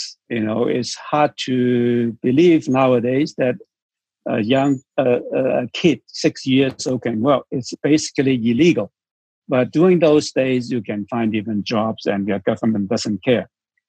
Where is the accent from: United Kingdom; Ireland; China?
China; born there; English is a second language; they told me that I was born on a small fishing boat in South China Sea. So I am Chinese. I was born in China or Hong Kong.